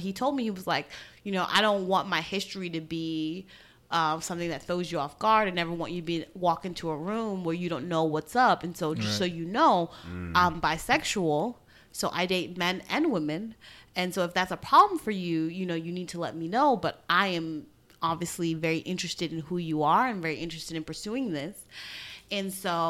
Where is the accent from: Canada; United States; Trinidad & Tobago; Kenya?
Trinidad & Tobago; I'm from Trinidad, or my family's from Trinidad